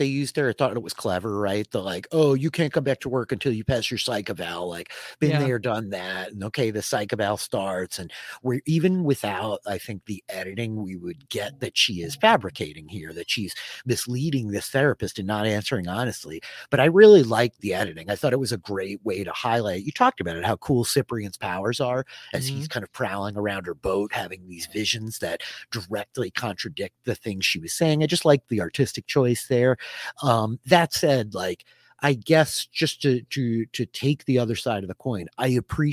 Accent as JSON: {"language": "English", "area": "Long Island", "region": "New York", "country": "United States", "tie": "born or raised there", "said": "I grew up on Long Island, which is an island"}